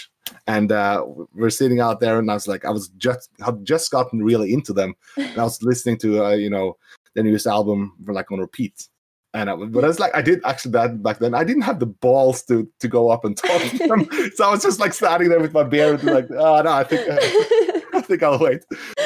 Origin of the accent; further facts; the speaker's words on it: Norway; I'm from Norway